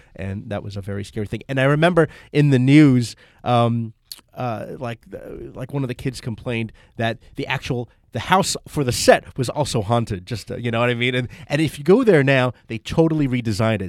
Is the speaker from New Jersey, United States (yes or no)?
yes; Toms River, New Jersey, United States; my hometown of Tom's River, New Jersey